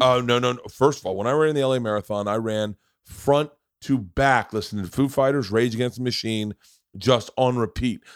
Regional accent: Florida, United States; moved away; also born or lived in New York; I grew up in Florida

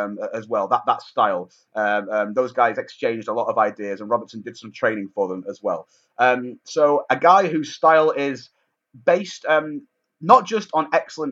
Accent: Manchester, North West England, United Kingdom; my hometown of Manchester

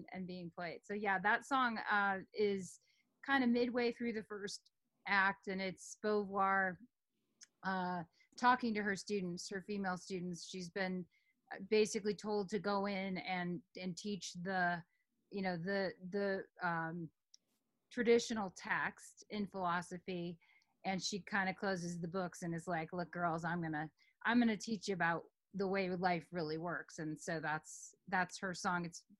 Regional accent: Omaha, Nebraska, United States; moved away as an adult; also born or lived in New York City / Texas / Berkeley; I grew up in Omaha, Nebraska until I was 18.

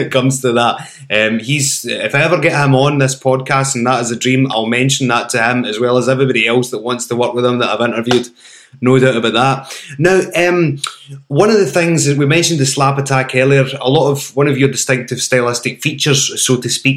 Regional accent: Glasgow, Scotland, United Kingdom; I'm from Glasgow

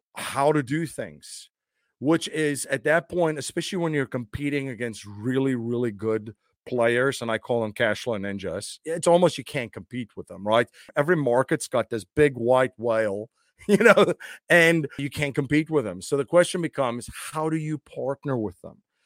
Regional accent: South Africa; moved away as an adult; now in United States; I'm originally from South Africa. I grew up in a very interesting time in South Africa's history

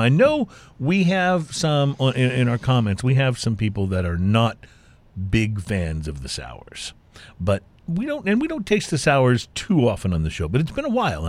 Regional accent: Texas, United States; moved away as an adult; now in California, United States; I moved from Texas to California when I was in my 20s

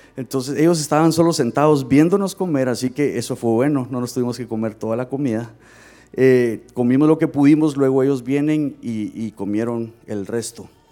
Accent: Guatemala; moved away; yo soy de Guatemala

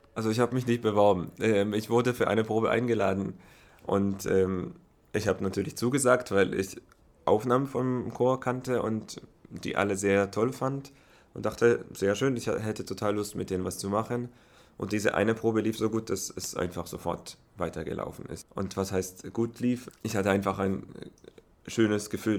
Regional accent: Herzliya, Tel Aviv District, Israel; German is a second language; moved away as an adult; also born or lived in Berlin, Germany / Oslo, Norway; Also natürlich meine Heimat Israel, äh, Herzliya, aus der Stadt komme ich, das ist in der Nähe von Tel Aviv. Da habe ich auch studiert bis hin, da habe ich meine ganze Kindheit

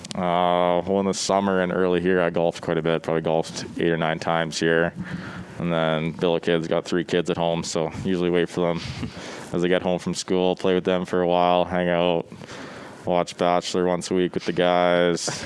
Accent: Brandon, Manitoba, Canada; born or raised there

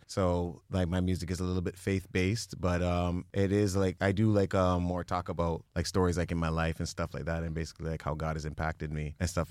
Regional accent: Mississauga, Ontario, Canada; now in Brampton, Canada; I was, like, born and raised in Mississauga area

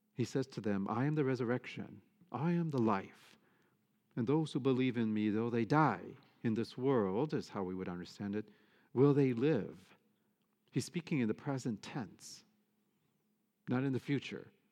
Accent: Michigan, United States; moved away; I'm from Michigan. I grew up in the Midwest

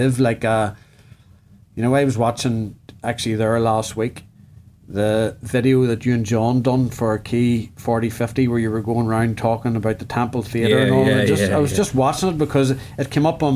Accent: Northern Ireland, United Kingdom; growing up in Northern Ireland in the 90s

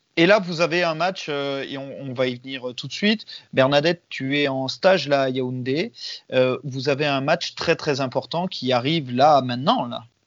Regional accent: France; chez nous en France

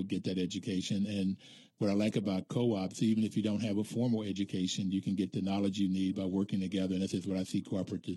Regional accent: Bluefield, United States; my hometown in Bluefield

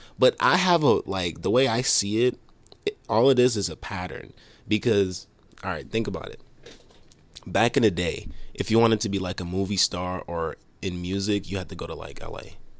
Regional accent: Haiti; now in Boston, United States; I'm not even from here. I'm from Haiti originally.

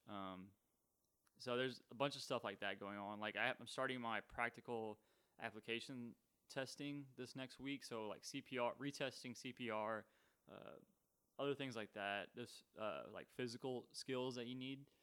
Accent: Texas, United States; I'm from Texas

